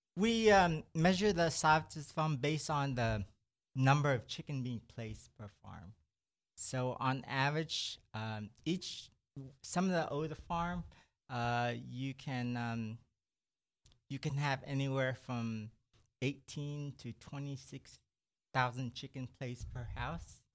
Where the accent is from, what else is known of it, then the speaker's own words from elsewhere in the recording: Brenham, Texas, United States; also born or lived in Houston; I grew up in Brenham. I, I did my, um, elementary year there, and then after that, in junior high, we moved to Houston, and I stayed there ever since